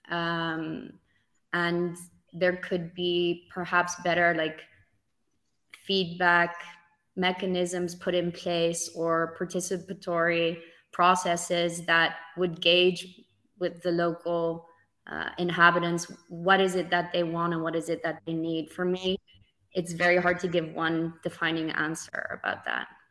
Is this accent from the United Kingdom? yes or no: no; Netherlands; growing up in the Netherlands and just the simple fact that I own a Dutch passport